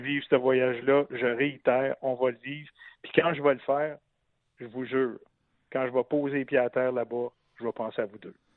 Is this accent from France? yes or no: no; Gatineau, Quebec, Canada; moved away as an adult; also born or lived in Montreal; un petit gars de Gatineau qui, euh, qui avait roulé sa bosse dans le monde de la radio